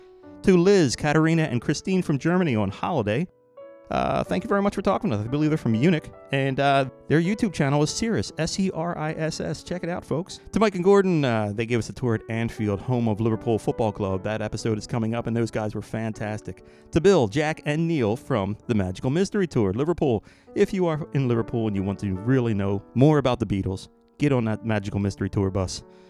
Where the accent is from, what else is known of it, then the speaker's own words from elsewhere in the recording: Cork, Munster, Ireland; And he educates me as to how I am royalty since I am from Cork.